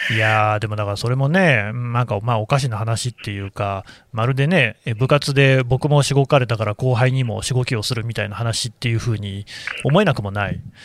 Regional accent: Nagoya, Aichi, Japan; 名古屋の出身だもんだね

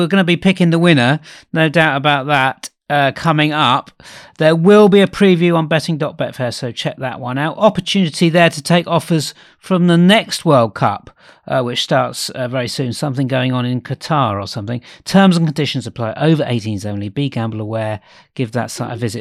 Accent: England, United Kingdom; we're English

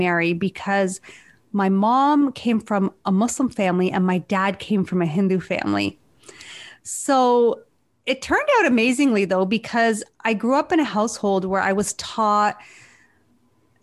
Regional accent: Hamilton, Ontario, Canada; now in Toronto, Canada; I was born in Hamilton, Ontario, and my parents came to Canada in the early 70s.

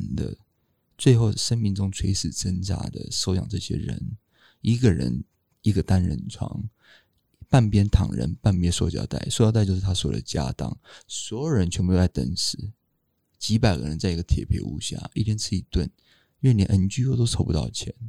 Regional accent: Taiwan; 而且更重要的是，我们台湾人不是很喜欢喵喵跟汪汪吗？

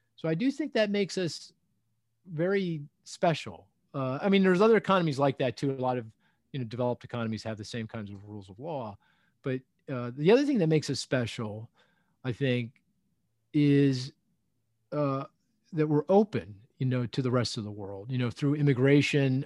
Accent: United States; I am an American

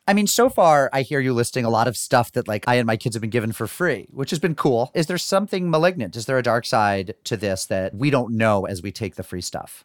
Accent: United States; growing up in America and, and not on Long Island

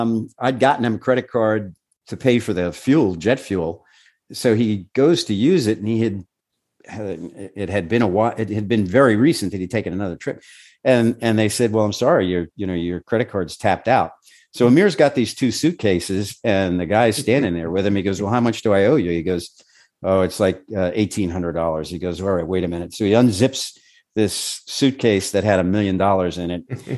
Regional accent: New York, United States; We're from New York. We know how to work here.

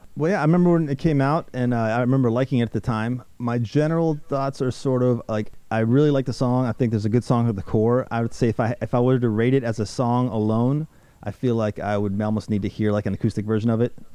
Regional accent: Harford County, Maryland, United States; when I came to the States uh, in the 90s, my hometown was in, at that point is Maryland in uh, Harford, Harford, County, Maryland.

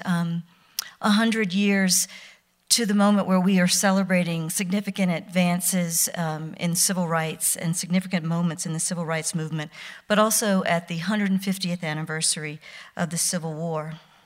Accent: Mississippi, United States; I was born near Easter, nineteen sixty-six, in Mississippi.

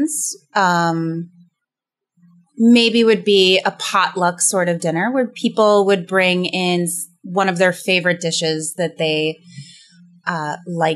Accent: New Hampshire, United States; I grew up in the Northeast, in the state of New Hampshire

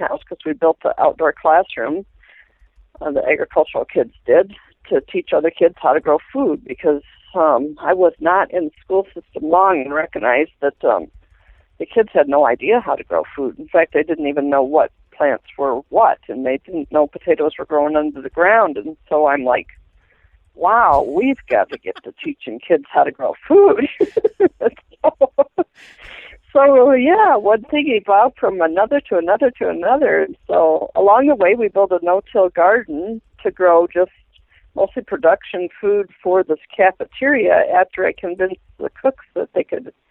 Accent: Southern Michigan, United States; now in Montana, United States; I'm from Southern Michigan

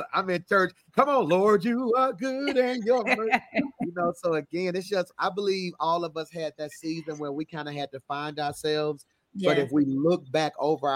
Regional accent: Birmingham, Alabama, United States; I'm from Birmingham, Alabama, the place of reconciliation and change.

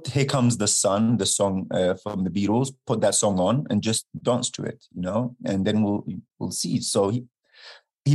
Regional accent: London, United Kingdom; moved away; I'm from London

